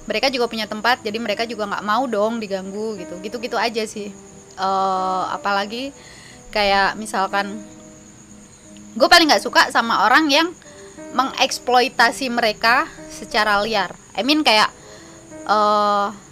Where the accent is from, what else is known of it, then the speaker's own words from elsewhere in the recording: East Java, Indonesia; apalagi gue tinggal gue dari Jawa Timur